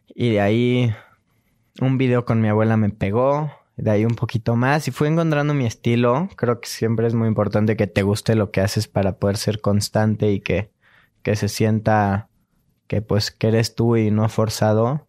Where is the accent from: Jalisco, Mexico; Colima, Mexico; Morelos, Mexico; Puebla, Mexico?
Morelos, Mexico; Cuernavaca; now in Mexico City, Mexico; Nací en Cuernavaca. Ajá y vivo aquí en la Ciudad de México.